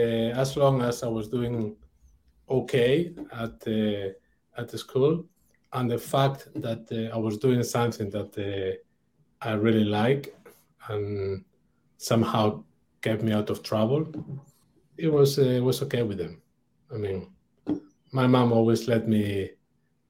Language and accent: English; Oviedo, Asturias, Spain; English is a second language; moved away as an adult; also born or lived in Brittany, France / London, United Kingdom; my hometown, Oviedo, north of Spain